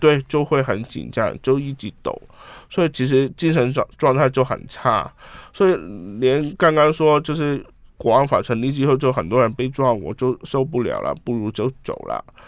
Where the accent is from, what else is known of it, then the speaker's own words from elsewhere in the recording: Hong Kong; Chinese is a second language; 我是香港人